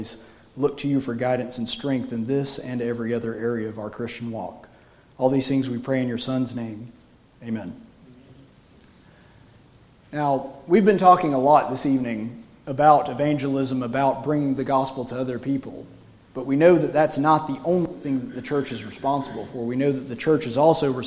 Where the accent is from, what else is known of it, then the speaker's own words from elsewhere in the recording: United States; as an American going over there